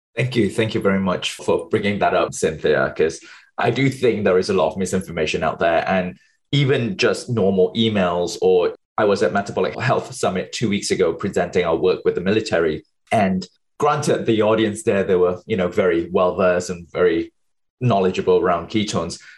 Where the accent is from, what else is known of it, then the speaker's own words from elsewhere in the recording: Malaysia; moved away as an adult; also born or lived in United Kingdom / New York City, United States; I was born and bred in Malaysia. Um, so, until I was 20 years old, finished my A levels, I moved to the UK